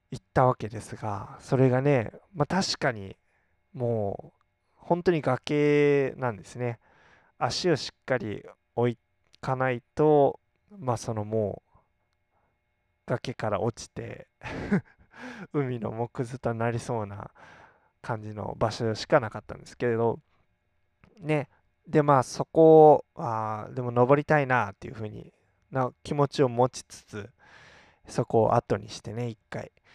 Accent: Kagoshima, Japan; 私は鹿児島出身

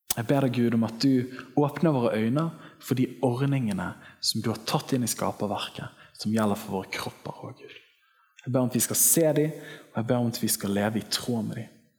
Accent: Western Norway, Norway; Jeg kommer fra Vestlandet

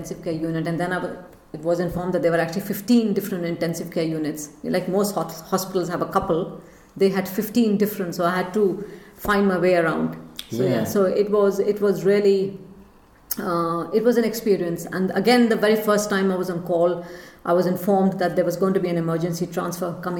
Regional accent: India; moved away as an adult; also born or lived in United Kingdom; when I was growing up in India

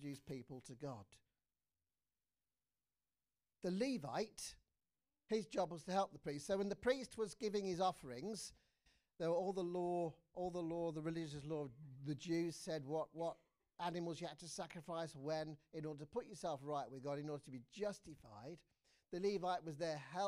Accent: England, United Kingdom; as an Englishman

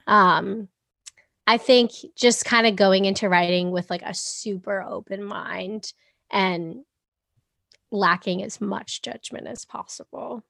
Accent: Boston, Massachusetts, United States; also born or lived in England; I'm from Boston

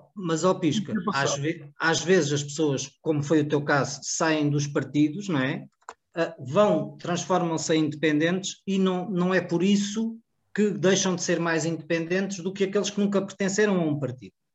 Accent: Cartaxo, Santarém District, Portugal; eu sou do Cartacho, não é? Da freguesia Cartacho e Valda Pinta

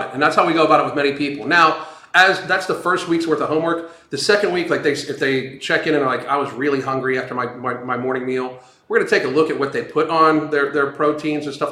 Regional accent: Pittsburgh, Pennsylvania, United States; I grew up in Pittsburgh, so the Pittsburgh Steelers were, like, literally ingrained into you.

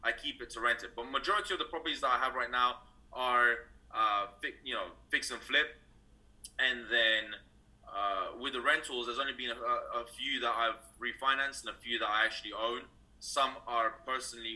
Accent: London, United Kingdom; moved away as an adult; now in California, United States; originally I'm actually from London, United Kingdom. I was raised there all my life

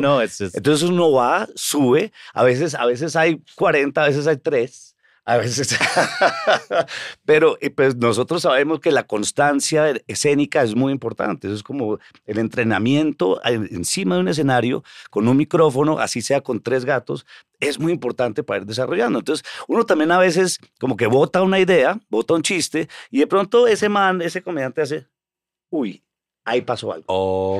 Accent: Colombia; moved away as an adult; now in New York, United States; yo soy de Colombia

